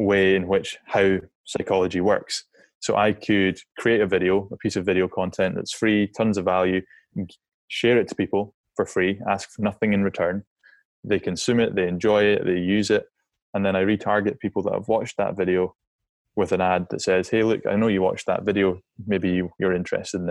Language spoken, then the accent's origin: English; Scotland, United Kingdom; I'm a Scottish outdoors guy